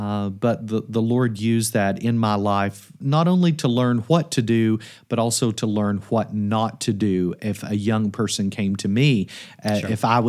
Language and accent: English; Kentucky, United States; In the context that I grew up in Kentucky, it's thought in many churches that training, mentorship, even seminary is something that perhaps you should not